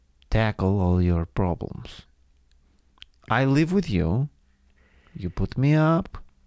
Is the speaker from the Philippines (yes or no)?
no; Russia; I'm familiar with day terrors. I'm from Russia.